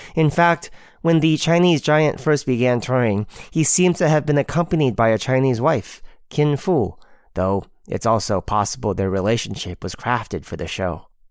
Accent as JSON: {"language": "English", "town": "Bournemouth", "region": "South West England", "country": "United Kingdom", "tie": "born or raised there", "said": "in Bournemouth, my hometown"}